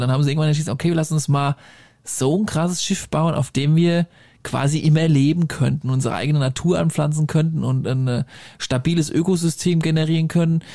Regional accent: Germany; accent: Hessian-Bavarian, with Franconian and Bavarian; ich doch äh, leicht hessisch-bayerische Abstammung habe. Zumal ich da auch noch was Fränkisches und was Bayerisches drin habe.

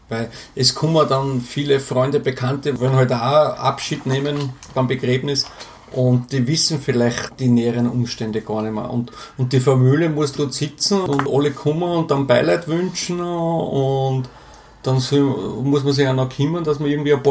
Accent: Burgenland, Austria; ich komme normal, aus dem Burgenland und bin normalerweise schon äh, alle zwei Wochen unten bei meinen Eltern

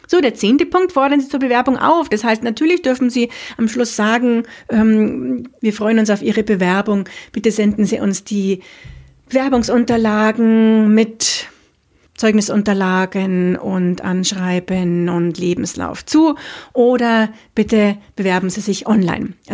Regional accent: Munich, Bavaria, Germany; bin ich eine Münchnerin, das heißt in München geboren und aufgewachsen. Ich liebe auch diese Stadt

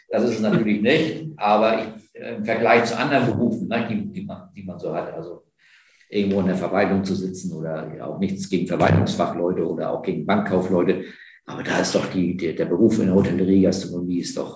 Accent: Heidelberg, Baden-Württemberg, Germany; ich bin auch in Heidelberg aufgewachsen

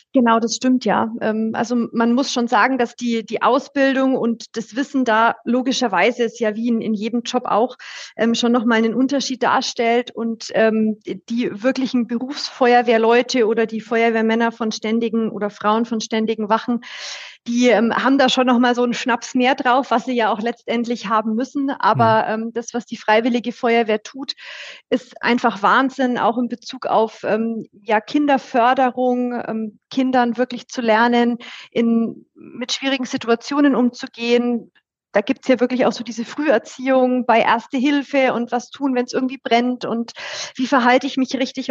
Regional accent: Bayreuth, Bavaria, Germany; accent: Franconian; ich bin auch in der Nähe von Bayreuth aufgewachsen

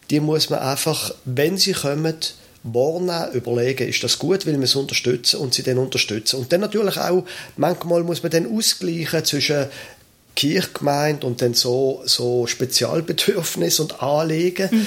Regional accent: Basel, Basel-Stadt, Switzerland; Ich bin in Basel aufgewachsen.

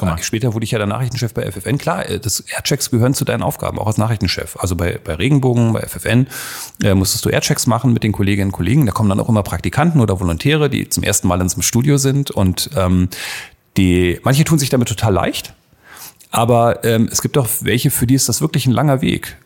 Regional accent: Berlin, Germany; moved away; also born or lived in Hildesheim; ich bin aus Berlin, hab, hört man äh, raus übrigens. Äh, das freut mich sehr, dass man es noch ein bisschen hört

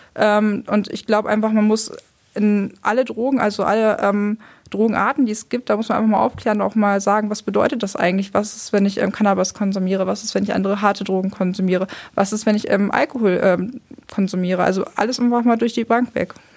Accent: Lower Saxony, Germany; now in Hamburg, Germany; ich komme eigentlich aus Niedersachsen, war auf einer kooperativen Gesamtschule

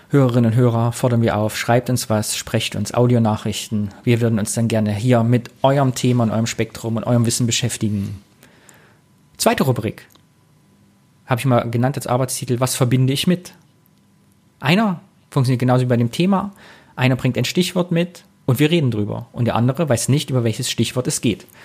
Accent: Thuringia, Germany; now in Cologne, Germany; geboren 82, 1982, bin Thüringer aus dem Kyffhäuser Kreis und wohne jetzt aber auch schon Ewigkeiten in Köln.

